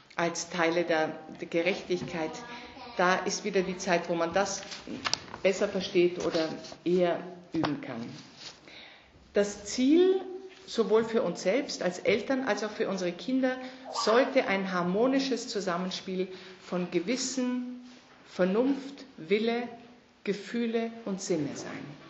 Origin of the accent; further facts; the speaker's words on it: Germany; Also ich bin in Deutschland aufgewachsen